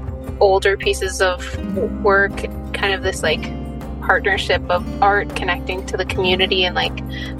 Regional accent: Turtle Mountain, North Dakota, United States; now in Net Lake, Minnesota, United States; I'm from Turtle Mountain, but living up in Net Lake

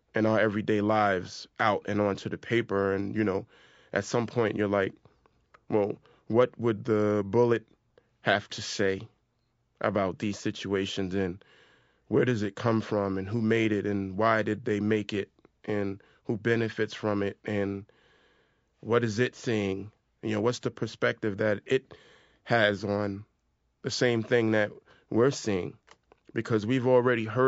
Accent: New York City, New York, United States; we're both from South Jamaica, Queens. We grew up and around a lot of violence

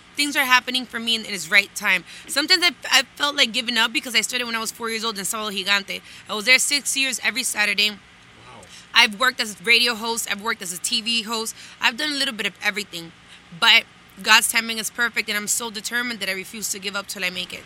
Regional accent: Miami, Florida, United States; born and raised in Miami

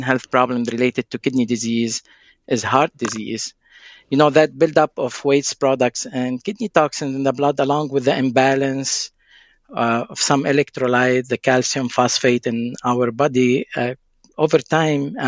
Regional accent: Lebanon; moved away; I'm originally from Lebanon

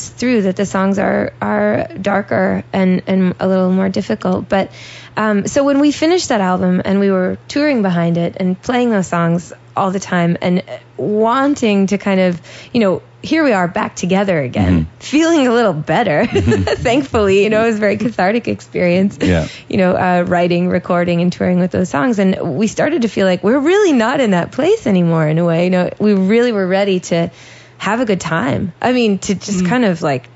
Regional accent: Vermont, United States; now in Los Angeles, United States; I grew up in Vermont

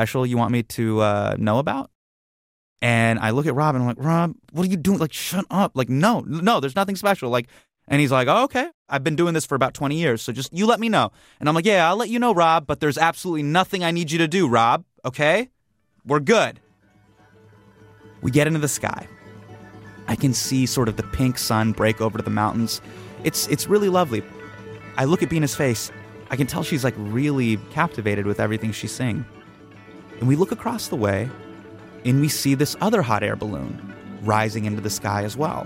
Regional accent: United States; I am an Indian American male

